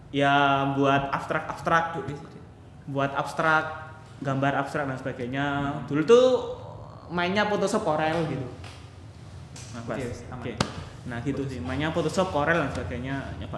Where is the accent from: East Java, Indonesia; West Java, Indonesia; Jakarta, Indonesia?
East Java, Indonesia; Surabaya; terus saya asli Surabaya sih saya asli Surabaya uh, saya kerja di Surabaya selama hampir tiga setengah tahun ya